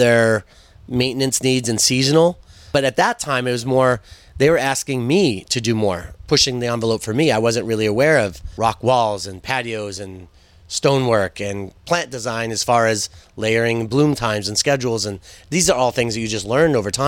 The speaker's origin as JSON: {"language": "English", "town": "Westwood", "region": "Massachusetts", "country": "United States", "tie": "born or raised there", "said": "I grew up in Westwood, going to Thurston and the high school."}